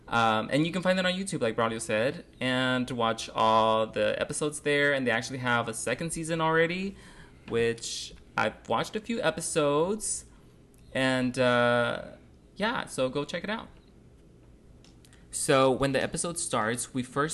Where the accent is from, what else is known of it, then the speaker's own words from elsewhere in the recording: Compton, California, United States; now in San Antonio, United States; we are actually brothers. We grew up in Compton, California.